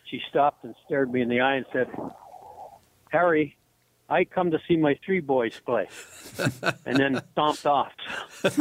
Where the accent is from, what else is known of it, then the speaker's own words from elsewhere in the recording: Sarnia, Ontario, Canada; born there; I was born in Sarnia, Ontario, so that was the closest NHL team.